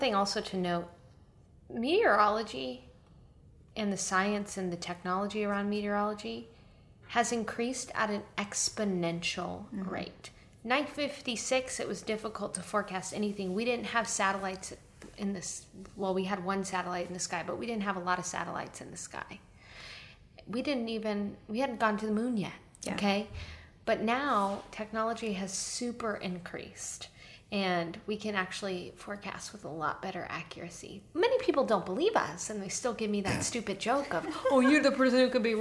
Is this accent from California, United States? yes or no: no; San Antonio, Texas, United States; moved to San Antonio, my hometown